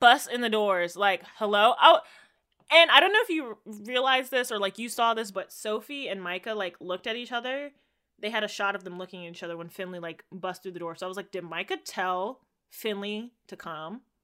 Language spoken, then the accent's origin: English; Jamaica; as a Jamaican